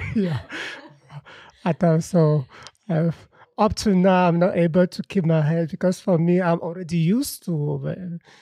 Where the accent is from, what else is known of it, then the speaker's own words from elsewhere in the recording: Cameroon; moved away; I'm coming from Cameroon. Uh, I've been living in a family where men are not allowed to keep their hair.